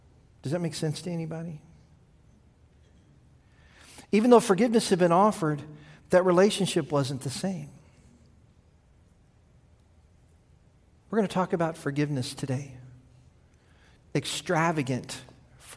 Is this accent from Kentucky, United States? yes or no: yes; Kentucky, United States; I grew up in Kentucky